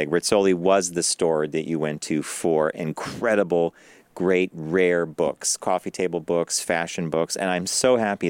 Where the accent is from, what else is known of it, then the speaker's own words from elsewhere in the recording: New York City, New York, United States; there's a name that means a lot to me as a New Yorker